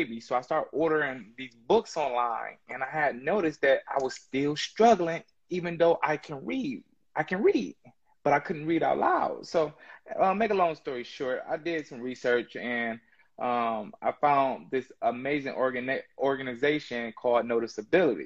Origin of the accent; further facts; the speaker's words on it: Inkster, Michigan, United States; also born or lived in Detroit, Michigan; I'm from Detroit, Michigan, Inkster, Michigan, born and raised